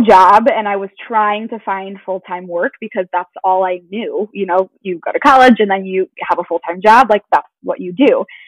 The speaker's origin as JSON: {"language": "English", "town": "Chicago", "region": "Illinois", "country": "United States", "tie": "born or raised there", "said": "I currently live in the suburbs of Chicago and I grew up here, have been here my whole life"}